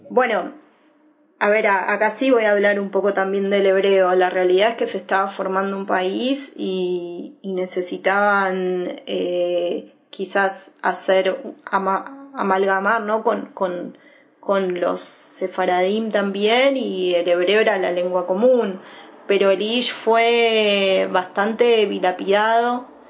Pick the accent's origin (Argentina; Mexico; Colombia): Argentina; nací en Argentina